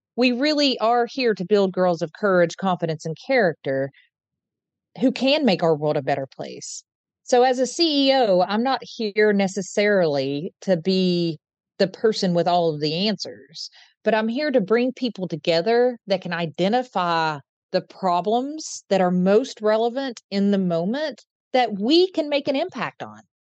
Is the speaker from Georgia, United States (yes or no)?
no; Eastern Kentucky, United States; now in Central Kentucky, United States; I'm from Eastern Kentucky and currently live in Central Kentucky